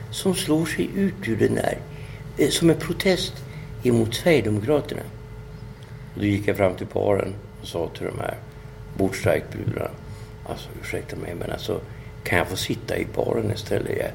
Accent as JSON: {"language": "Swedish", "country": "Kenya", "said": "alltså jag tycker att det, som kenyan så tycker jag, vad fan är det som har hänt?"}